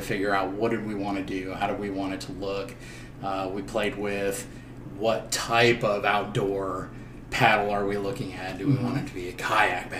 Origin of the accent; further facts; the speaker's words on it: Minnesota, United States; moved away as an adult; now in High Point, United States; I traveled actually from Minnesota, which was my hometown. Minneapolis, Minnesota, just north of Minneapolis.